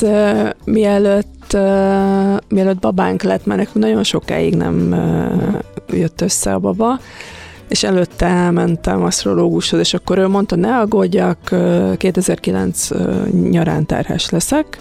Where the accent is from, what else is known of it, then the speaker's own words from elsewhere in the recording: Hungary; mi magyarok